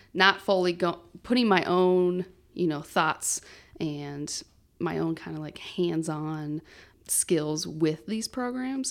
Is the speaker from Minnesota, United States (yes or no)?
yes; Farmington, Minnesota, United States; also born or lived in Mankato; I actually have lived in Farmington my whole entire life until I went to college in Mankato